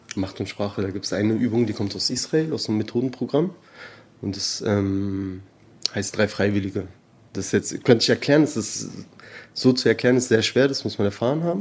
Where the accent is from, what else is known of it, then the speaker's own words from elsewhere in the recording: Berlin, Germany; also born or lived in Tehran, Iran / Spandau / Charlottenburg; Eigentlich Berliner Perser, also ich bin hier groß geworden, in Teheran geboren.